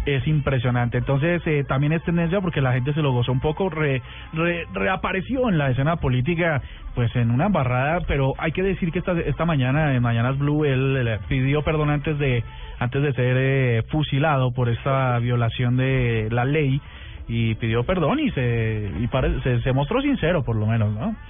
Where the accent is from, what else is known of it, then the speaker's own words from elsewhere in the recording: Colombia; nosotros como colombianos